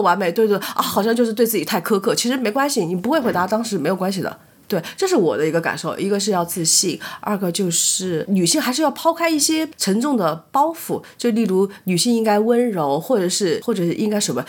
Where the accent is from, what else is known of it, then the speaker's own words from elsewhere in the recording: China; 我，来自于中国